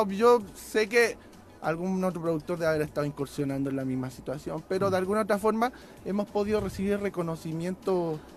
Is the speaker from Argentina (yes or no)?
no; Santiago, Santiago Metropolitan Region, Chile; moved away as an adult; also born or lived in Mexico; now in California, United States; soy chileno soy ah, chileno, soy ah. chileno. Ah, estoy, estoy, aquí, llegué el 2008 ya aquí por aquí por México